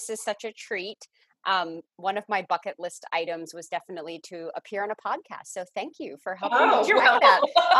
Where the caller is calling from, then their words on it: Nashville, Tennessee, United States; I live in Nashville. So I'm Zooming in from Nashville today.